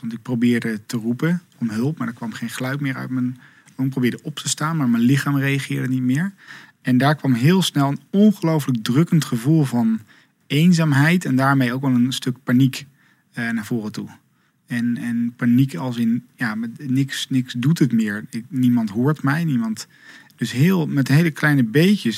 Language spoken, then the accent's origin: Dutch; Zevenaar, Gelderland, Netherlands; moved away as an adult; also born or lived in Leeuwarden / Amsterdam / Rotterdam; Ik ben in Zevenaar opgegroeid, in het oosten van het land.